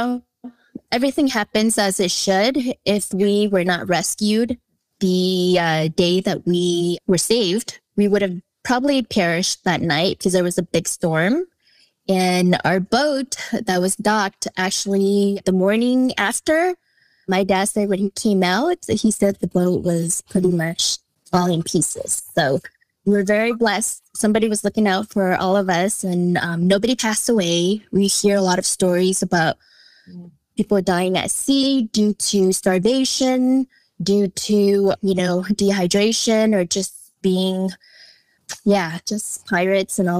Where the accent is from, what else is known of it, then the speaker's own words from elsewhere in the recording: Colorado, United States; also born or lived in Vietnam; I consider myself as a native. I've been here for over, 25 years